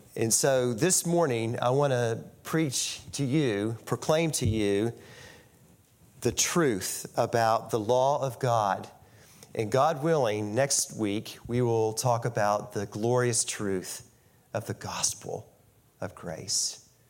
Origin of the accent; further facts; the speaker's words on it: St. Albans, West Virginia, United States; also born or lived in Ona, West Virginia; I grew up in St. Albans, West Virginia.